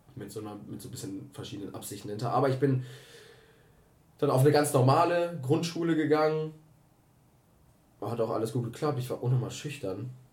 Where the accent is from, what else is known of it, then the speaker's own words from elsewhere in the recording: Cologne, North Rhine-Westphalia, Germany; ich bin 22 Jahre alt und ich komme aus Köln.